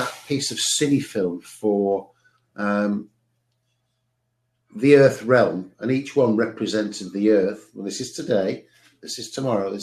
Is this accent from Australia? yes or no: no; Cheshire, North West England, United Kingdom; I was at the house that I was born at in Cheshire, in England